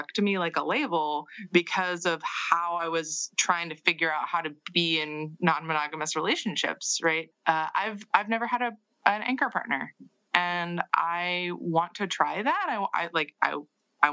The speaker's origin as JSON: {"language": "English", "town": "Seattle", "region": "Washington", "country": "United States", "tie": "born or raised there", "said": "I grew up in Seattle in the 90s in counterculture Seattle."}